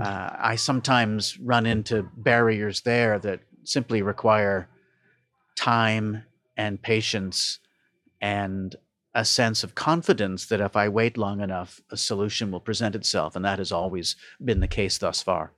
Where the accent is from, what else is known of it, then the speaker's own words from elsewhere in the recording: Toronto, Ontario, Canada; Born and raised in Toronto